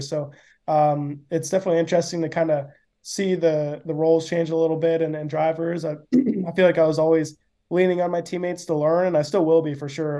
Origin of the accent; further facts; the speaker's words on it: Atlanta, Georgia, United States; growing up in Atlanta